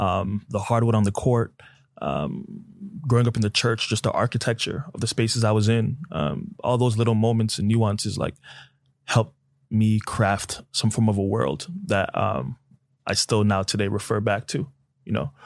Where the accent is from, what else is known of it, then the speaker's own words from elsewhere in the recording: Toronto, Ontario, Canada; now in United States; born and raised in Toronto, Canada, to two Nigerian parents